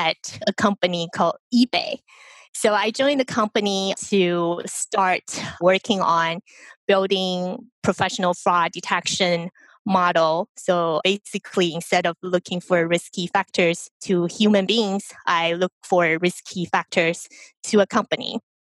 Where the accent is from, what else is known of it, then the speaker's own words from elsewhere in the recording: Taiwan; moved away as an adult; now in United States; I was born in Taiwan. I came to the United States for school